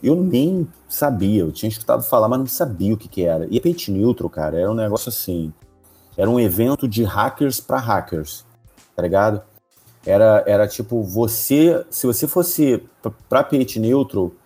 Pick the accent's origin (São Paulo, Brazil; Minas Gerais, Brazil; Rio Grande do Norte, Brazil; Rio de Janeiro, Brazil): Rio de Janeiro, Brazil; eu era o único membro do grupo que era do Rio de Janeiro